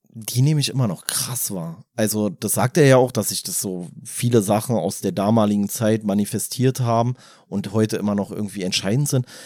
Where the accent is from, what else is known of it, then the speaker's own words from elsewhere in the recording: Germany; als Deutscher